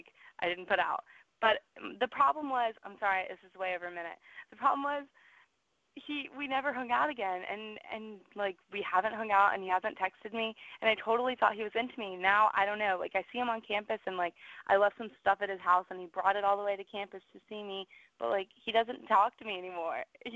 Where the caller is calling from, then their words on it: Georgia, United States; Okay, this is … right now I'm in Georgia.